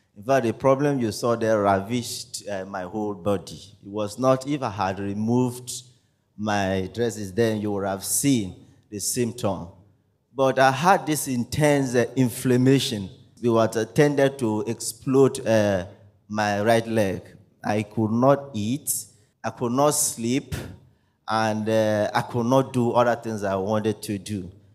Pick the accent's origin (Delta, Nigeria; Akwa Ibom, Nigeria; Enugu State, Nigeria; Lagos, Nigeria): Akwa Ibom, Nigeria; I am from Akwa Ibom State